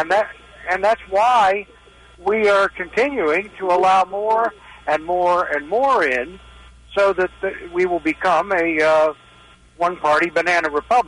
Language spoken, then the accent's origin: English; Pennsylvania, United States; moved away as an adult; now in Westminster, United States; I've been here 50 years. I moved from the Steel District of Western Pennsylvania after that collapsed.